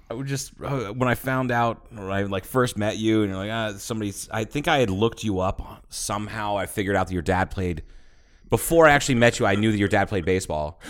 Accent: Troy, Ohio, United States; moved away; Troy Piqua rivalry, it's my hometown versus, you know, the town's, like, eight, nine miles over

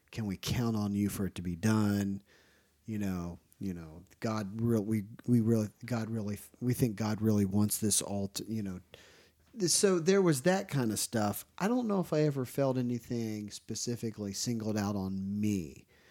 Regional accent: Ohio, United States; now in Tennessee, United States; the church I grew up in Ohio was very strict

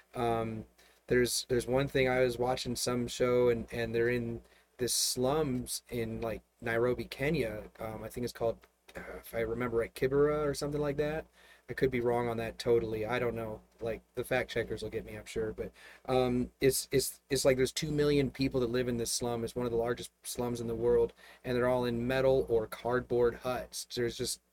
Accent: Flint, Michigan, United States; moved away; I'm a car guy. I grew up around Flint area

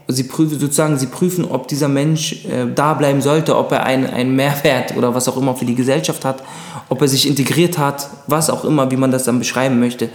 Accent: Berlin, Germany; also born or lived in Munich; ich würde auf jeden Fall sagen, ich komme aus Berlin. Das ist ganz klar. Also ich kenne ja nichts, ich habe nichts anderes kennengelernt.

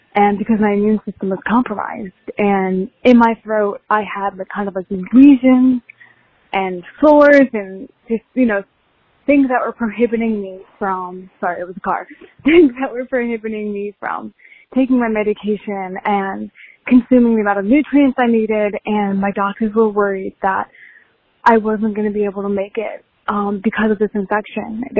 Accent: Long Island, New York, United States; I'm from Long Island, New York

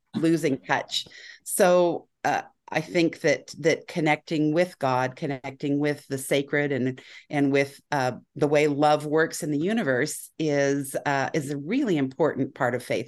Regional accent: Bay Area, California, United States; I grew up in the Bay Area

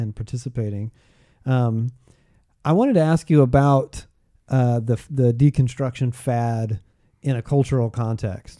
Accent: Georgia, United States; moved away; I grew up in Georgia

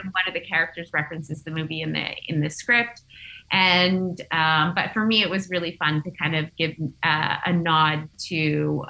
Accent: Nunavut, Canada; I grew up in Nunavut

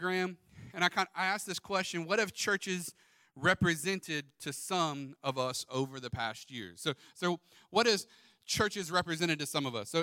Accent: Pensacola, Florida, United States; Justin and I grew up in Pensacola

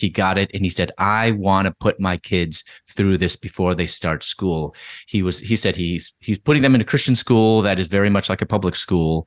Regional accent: Chicago, Illinois, United States; moved away as an adult; also born or lived in Louisville / Atlanta; I'm originally from Chicago

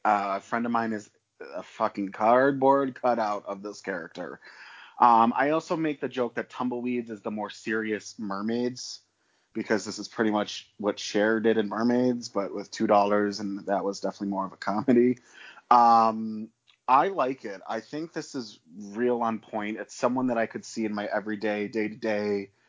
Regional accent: United States; I'm an American who hears Southern American accents all the time

